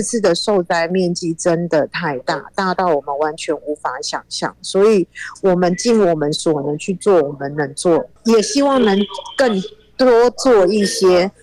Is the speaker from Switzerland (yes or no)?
no; Taiwan; now in Turkey; 我们是台湾人